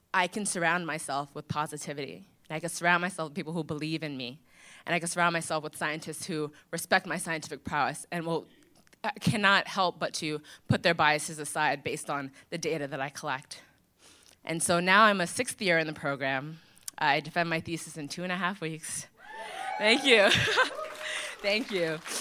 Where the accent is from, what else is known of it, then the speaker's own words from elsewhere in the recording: Long Island, New York, United States; I grew up in Long Island.